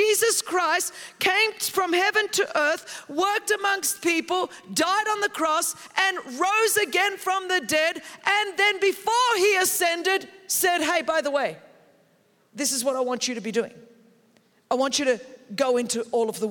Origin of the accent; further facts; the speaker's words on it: Australia; moved away as an adult; also born or lived in Europe; now in United States; I grew up in that in Australia.